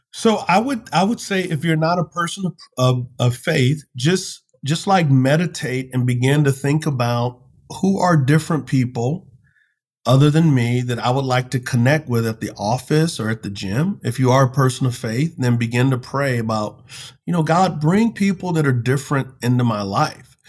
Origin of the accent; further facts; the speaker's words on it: United States; I love my country. I love being an American